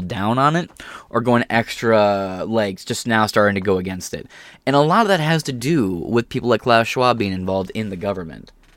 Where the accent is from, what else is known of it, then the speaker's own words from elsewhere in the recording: United States; I'm American